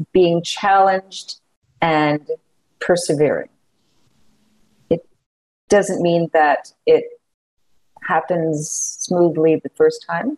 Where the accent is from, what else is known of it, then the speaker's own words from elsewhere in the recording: Montreal, Quebec, Canada; moved away as an adult; also born or lived in Toronto; now in Kansas City, United States; I am Canadian. I also have a U.S. citizenship. So I went to McGill University in Montreal, which is still top schools in Canada